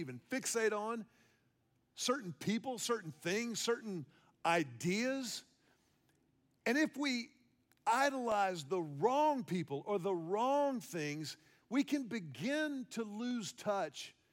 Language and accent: English; Houston, Texas, United States; When I was a kid growing up in Houston, Texas